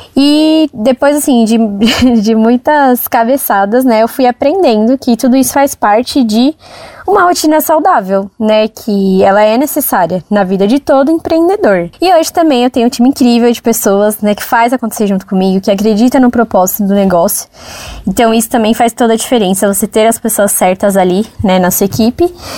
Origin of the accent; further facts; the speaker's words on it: São Paulo, Brazil; Eu nasci e cresci no Jardim Brasil, que é um bairro, um lugar assim de poucas oportunidades.